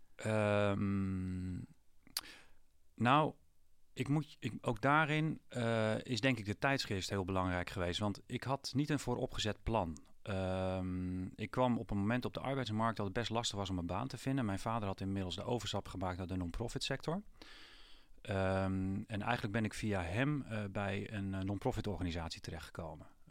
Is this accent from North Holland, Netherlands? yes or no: no; Putten, Gelderland, Netherlands; ik ben zelf opgegroeid in Putten bij een boerderijschooltje Hoef